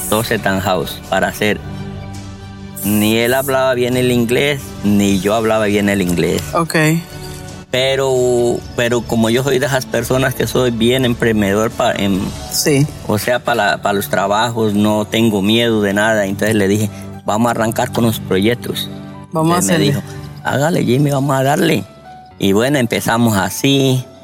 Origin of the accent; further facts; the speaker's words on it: Colombia; moved away as an adult; now in Georgia, United States; Me vine de Colombia con 100 dólares.